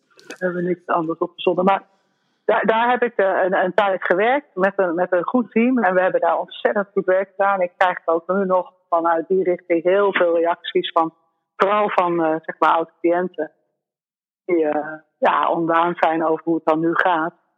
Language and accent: Dutch; Netherlands; moved away as an adult; also born or lived in La Palma, Spain; als Nederlander